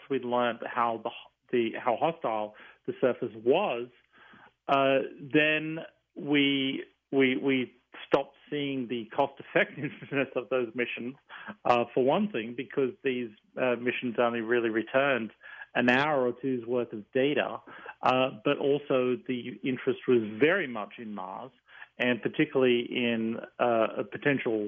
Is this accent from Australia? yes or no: yes; Tamworth, New South Wales, Australia; moved away as an adult; now in United States; I grew up in the small town of Tamworth, which is the country music capital of Australia